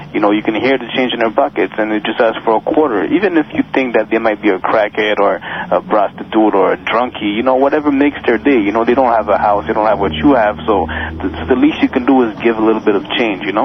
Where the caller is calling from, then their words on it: Montreal, Quebec, Canada; I'm calling from Montreal.